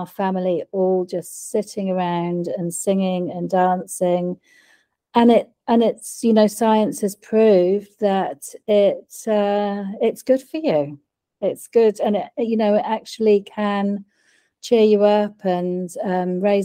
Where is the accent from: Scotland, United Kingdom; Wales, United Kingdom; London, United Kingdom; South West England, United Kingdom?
South West England, United Kingdom; Wiltshire; moved away as an adult; now in New Zealand; I was born in the UK